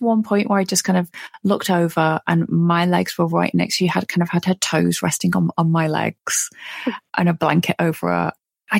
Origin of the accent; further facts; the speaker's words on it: United Kingdom; I'm British, you know, our whole culture is based on